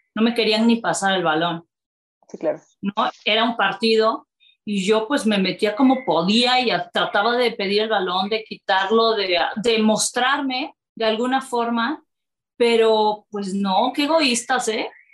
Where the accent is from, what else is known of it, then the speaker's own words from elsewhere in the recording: Córdoba, Veracruz, Mexico; moved away as an adult; now in Mexico City, Mexico; yo soy de Veracruz, soy de Córdoba, decido venirme a México